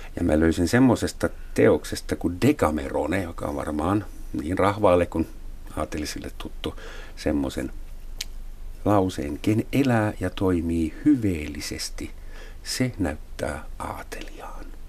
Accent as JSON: {"language": "Finnish", "country": "Germany", "moved": "yes", "lives_now": "Finland", "said": "mä saksalaisena"}